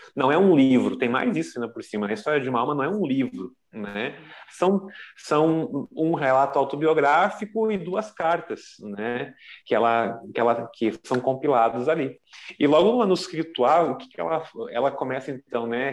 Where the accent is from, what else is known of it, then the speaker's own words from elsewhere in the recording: Novo Hamburgo, Rio Grande do Sul, Brazil; eu sou da Diocese de Novo Hamburgo, no Rio Grande do Sul